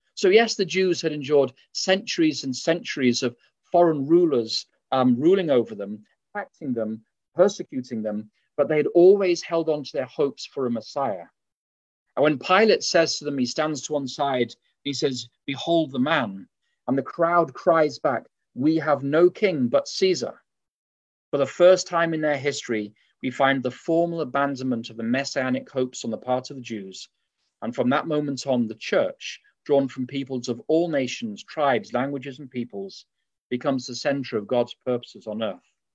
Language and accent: English; England, United Kingdom; now in Berrien Springs, United States; as you can tell from my accent, uh, although I live in Berrien Springs, I was raised in England.